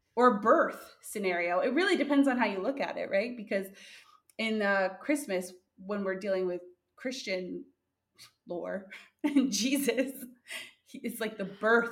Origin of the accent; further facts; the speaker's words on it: Canada; we're both from Canada.